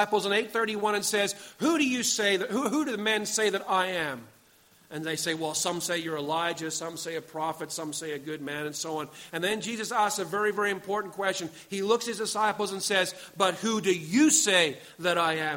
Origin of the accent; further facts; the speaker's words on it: Pakenham, Victoria, Australia; I come from Pakenham